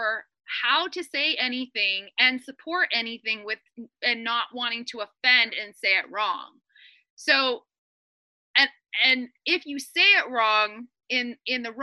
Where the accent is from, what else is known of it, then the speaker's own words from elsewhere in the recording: Toronto, Ontario, Canada; I am born and raised in Toronto, which is in Canada, is a very multicultural city.